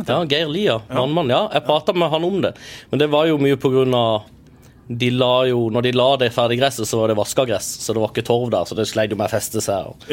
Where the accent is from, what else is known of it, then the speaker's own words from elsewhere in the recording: Kristiansand, Agder, Norway; Men vi er jo kristiansandere